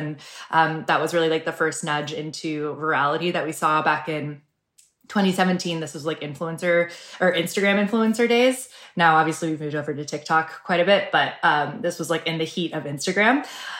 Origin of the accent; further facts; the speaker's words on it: Seattle, Washington, United States; I'm from Seattle and I grew up without a lot of sun and without a lot of freckles, actually without any freckles.